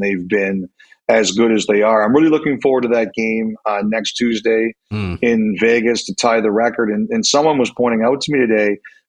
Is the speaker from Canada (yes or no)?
yes; Canada; I think we joke, we're the Canadian hockey snobs.